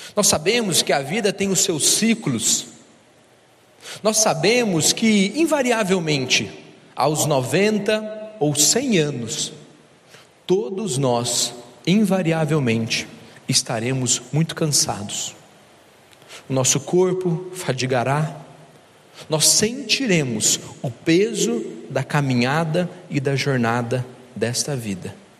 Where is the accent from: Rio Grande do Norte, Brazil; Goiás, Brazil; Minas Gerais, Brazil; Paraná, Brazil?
Minas Gerais, Brazil; eu sou de Minas